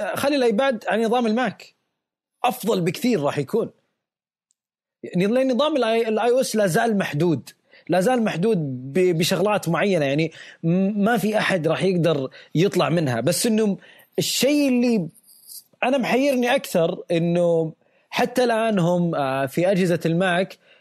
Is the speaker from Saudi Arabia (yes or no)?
yes; Saudi Arabia; عندنا بالسعوديه